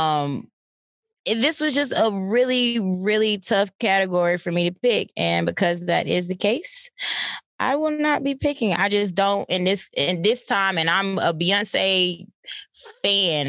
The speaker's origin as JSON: {"language": "English", "town": "Atlanta", "region": "Georgia", "country": "United States", "said": "I'm from Atlanta"}